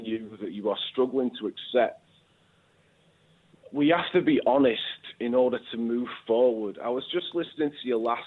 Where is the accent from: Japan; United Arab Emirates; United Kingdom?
United Kingdom; the north of England; accent: northern; I am northern.